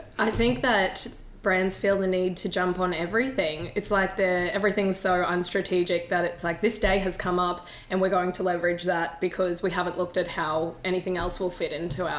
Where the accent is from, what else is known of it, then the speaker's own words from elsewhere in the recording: Australia; But we are Australian.